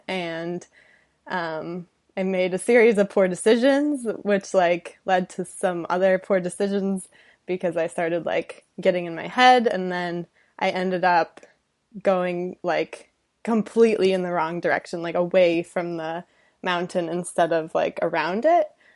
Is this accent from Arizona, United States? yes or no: no; Detroit, Michigan, United States; moved away as an adult; also born or lived in California; now in Los Angeles, United States; Detroit suburbs, grew up, lived there twenty-five years